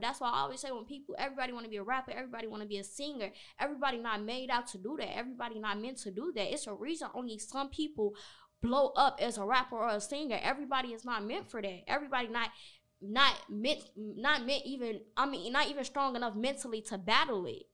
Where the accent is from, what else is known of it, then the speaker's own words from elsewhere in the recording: Chicago, Illinois, United States; I'm from Chicago